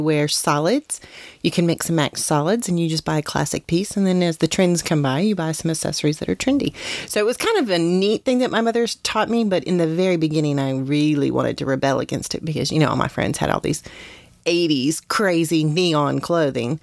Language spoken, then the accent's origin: English; West Virginia, United States; where I grew up in West Virginia